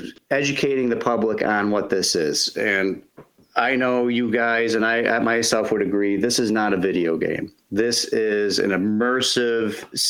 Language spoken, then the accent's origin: English; Fulton, New York, United States; So I've been Parks and Recreation Director here for about 2.5 years, and this is my hometown.